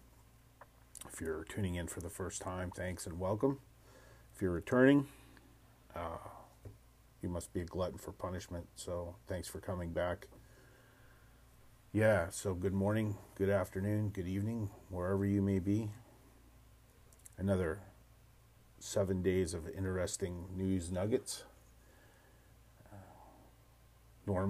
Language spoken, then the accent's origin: English; United States; as an American